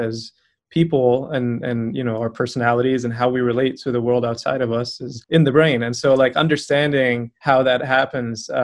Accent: Aleppo, Aleppo Governorate, Syria; moved away as an adult; also born or lived in Kansas City, Missouri; now in Roanoke, United States; I'm from Aleppo, Syria. And I came to the US about a decade ago

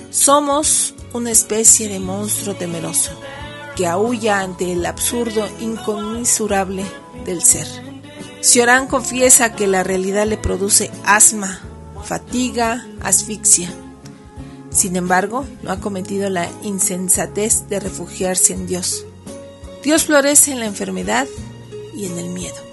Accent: Mexico; Vaya, como mexicanos desde hace 15 años estamos inmersos en la guerra contra el narco que inició Calderón.

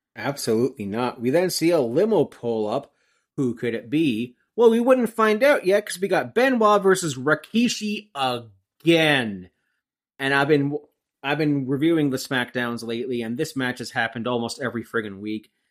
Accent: Brock Township, Ontario, Canada; I grew up in Brock Township, Ontario, Canada

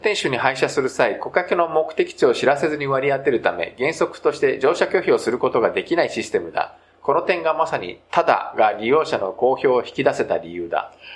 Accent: Japan; also born or lived in South Korea; 日本生まれ、韓国在住経験あり、仕事でたまに聞きしている日本人の

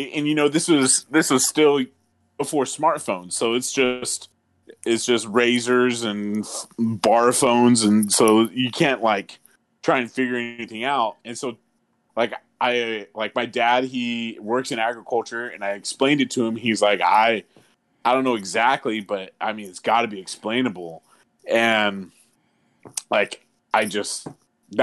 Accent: Merced, California, United States; where I grew up, in between Los Banos and my hometown Merced, California

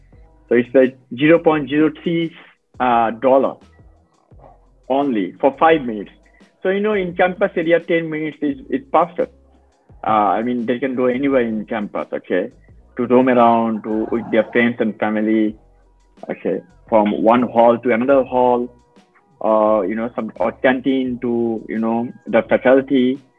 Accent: Bangladesh; also born or lived in China; since I am from Bangladesh

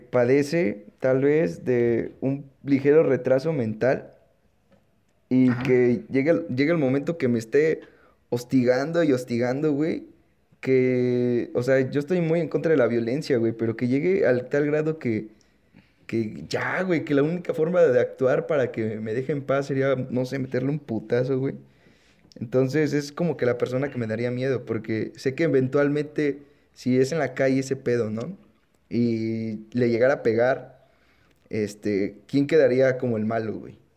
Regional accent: Mexico City, Mexico; como buen defeño, chilango

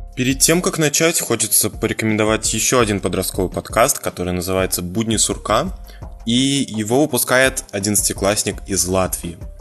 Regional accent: Moscow, Russia; мы, москвичи, говорим на одном языке

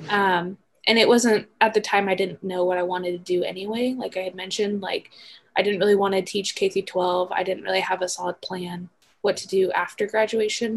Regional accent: Emmett, Idaho, United States; I'm from Emmett, which if you know where Emmett is, it's only like maybe a 40 minute drive from the campus.

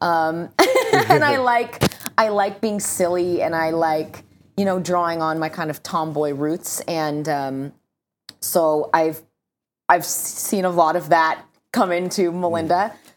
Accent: Southern California, United States; I'm from Southern California

